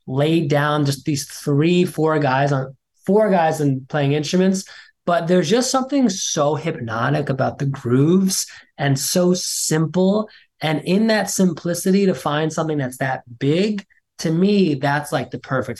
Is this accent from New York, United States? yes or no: yes; Long Island, New York, United States; also born or lived in Brooklyn / Manhattan; I was born and raised in Long Island